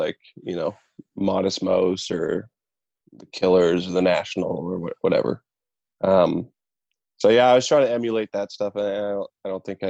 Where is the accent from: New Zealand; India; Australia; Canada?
Canada; Boissevain, Manitoba; I took lessons in my hometown, Boisvain, and then I actually took classical guitar at the Brandon University through high school